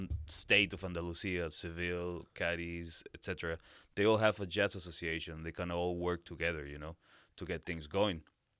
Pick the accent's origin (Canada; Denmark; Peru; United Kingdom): Peru; Lima; moved away as an adult; also born or lived in Brazil / Dublin, Ireland; now in Granada, Spain; I'm from Lima, Peru.